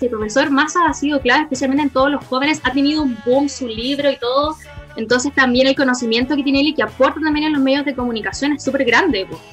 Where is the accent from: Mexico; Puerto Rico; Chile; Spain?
Chile; nosotros como chilenos